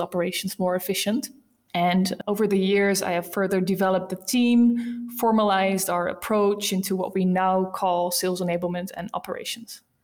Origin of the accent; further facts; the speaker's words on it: Rotterdam, South Holland, Netherlands; accent: Dutch; English is a second language; I'm from the Netherlands, as you might have heard by my accent. Um, I'm from a beautiful city called Rotterdam